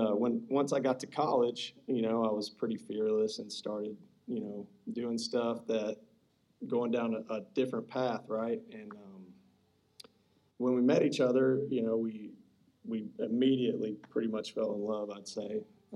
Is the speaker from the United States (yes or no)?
yes; Bremen, United States; We both grew up in Bremen. I mean, that's not a real big story, but we grew up in Bremen, small town.